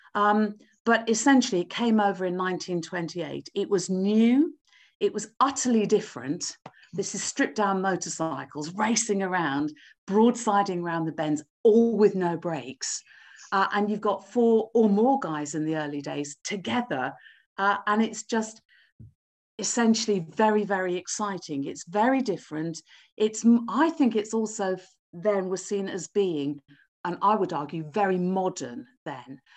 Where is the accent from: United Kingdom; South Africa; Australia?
United Kingdom; Wolverhampton, West Midlands; now in Cambridge, United Kingdom; I was born in Wolverhampton. I live in Cambridge now, but I was born in Wolverhampton. Uh, so growing up in the Midlands, going to school